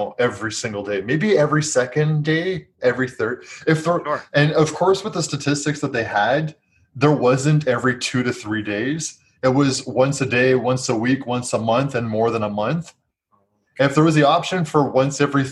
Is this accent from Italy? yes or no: no; Canada; being Canadian